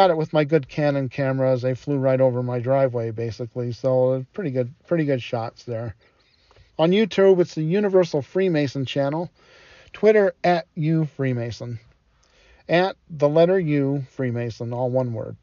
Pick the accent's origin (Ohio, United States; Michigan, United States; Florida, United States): Michigan, United States; Detroit; I didn't have air conditioning when I was growing up in Detroit